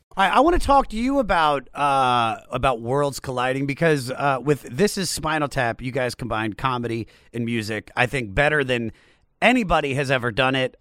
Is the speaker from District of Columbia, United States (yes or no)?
yes; Washington, District of Columbia, United States; I'm from Washington D.C.